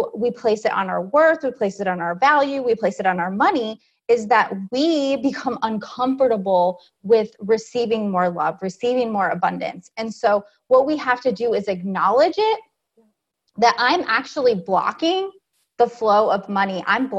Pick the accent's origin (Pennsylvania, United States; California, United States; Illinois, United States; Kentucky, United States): California, United States; I'm originally from California.